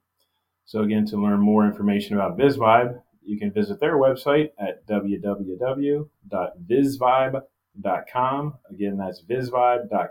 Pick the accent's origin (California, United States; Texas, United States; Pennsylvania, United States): Pennsylvania, United States; Gettysburg; moved away; I was born in Gettysburg, PA